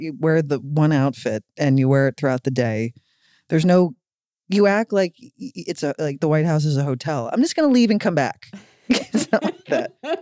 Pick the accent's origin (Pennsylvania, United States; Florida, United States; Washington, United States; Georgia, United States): Pennsylvania, United States; Philadelphia; we're both from Philly